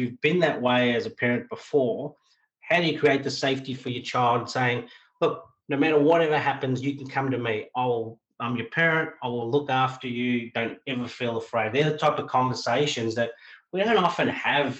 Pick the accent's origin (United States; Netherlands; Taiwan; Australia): Australia; I'm talking probably as an Australian